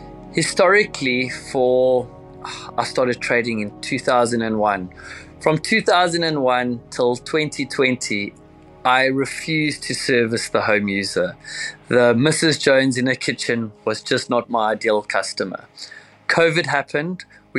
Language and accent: English; Cape Town, Western Cape, South Africa; I'm from Cape Town, South Africa. I've been fishing since the age of 5